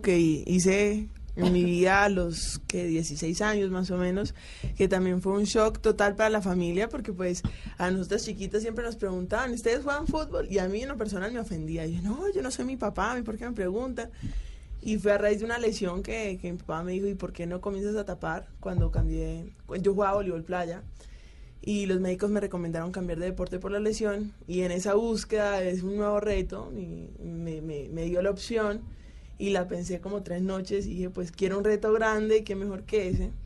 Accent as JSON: {"language": "Spanish", "country": "Colombia", "moved": "yes", "lives_now": "Turkey", "said": "yo soy colombiana"}